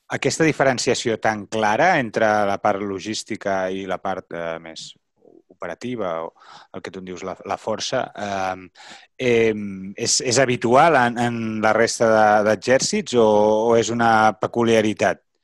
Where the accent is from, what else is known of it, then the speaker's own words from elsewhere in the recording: Catalonia, Spain; com a catalans